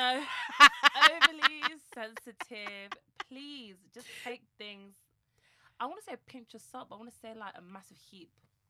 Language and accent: English; London, United Kingdom; Londoners. Mm-hmm. We've been born and bred in London.